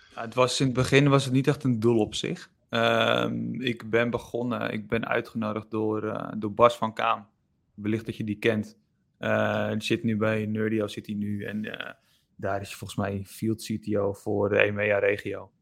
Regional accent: Enkhuizen, North Holland, Netherlands; ik kom uit Enkhuizen

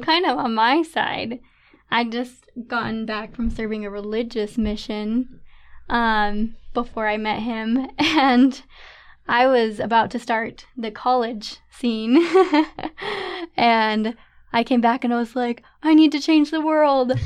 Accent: St. George, Utah, United States; moved away as an adult; now in Pleasant Grove, United States; I'm from Saint George, Utah, but now living in Pleasant Grove with my husband, Nathan

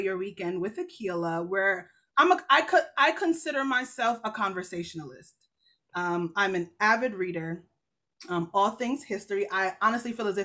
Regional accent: Jamaica; I'm Jamaican. So the church I go to is Jamaican

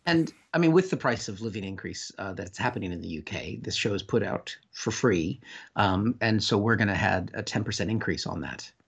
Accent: United States; moved away; my home country, I was just there

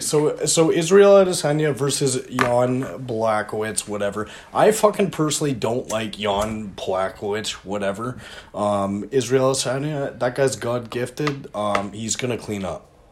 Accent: Canada; I'm Canadian.

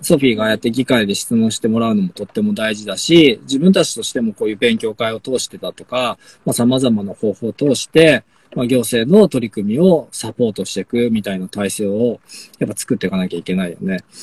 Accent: Sapporo, Hokkaido, Japan; moved away as an adult; now in Omachi, Japan; 札幌生まれで札幌で育って

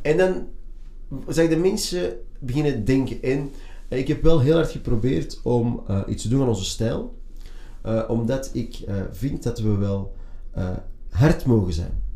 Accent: Antwerp, Flanders, Belgium; ik ben opgegroeid in een multiculturele buurt, een multiculturele school

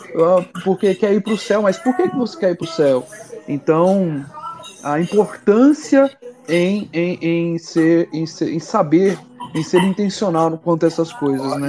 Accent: Anápolis, Goiás, Brazil; A gente é daqui de, de Anápolis, Goiás

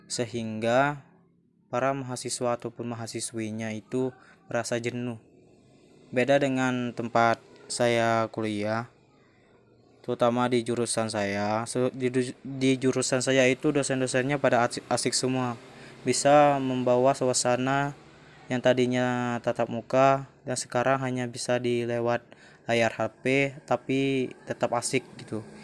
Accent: Gegas, Bangka Belitung Islands, Indonesia; Asal saya Desa Gegas, Kecamatan Gegas, Kabupaten Bangka Selatan.

